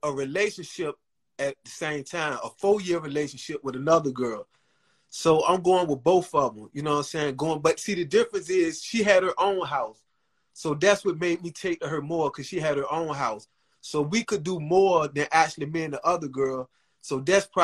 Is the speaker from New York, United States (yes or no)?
no; Norfolk, Virginia, United States; 1/4 of … from Norfolk, Virginia.